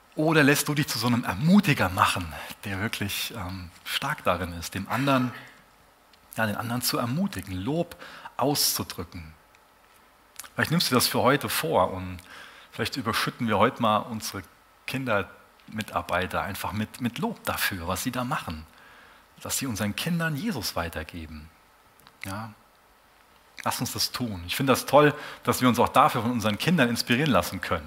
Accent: Germany; als Deutsche

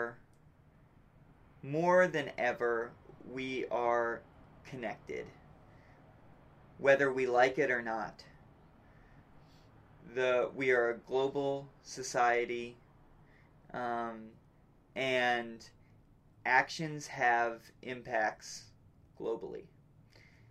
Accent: United States

